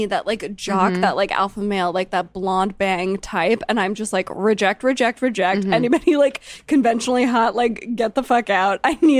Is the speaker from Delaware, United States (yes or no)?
yes; Delaware, United States; I'm from Delaware.